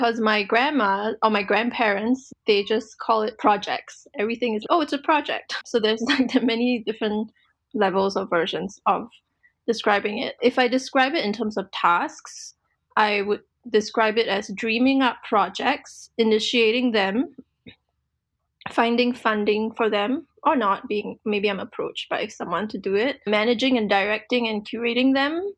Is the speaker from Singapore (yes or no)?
yes; Singapore; now in Portland, United States; I'm currently in Portland, Oregon, United States of America, although I am from Singapore.